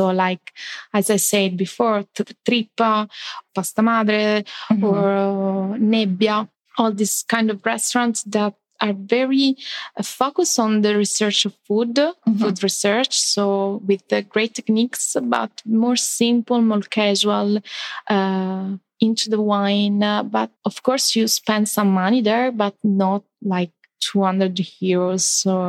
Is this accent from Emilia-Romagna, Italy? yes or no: yes; Bologna, Emilia-Romagna, Italy; English is a second language; now in Milan, Italy; I'm coming from Bologna. Bologna is totally different. It's a very welcoming city, very tiny, very cocooning.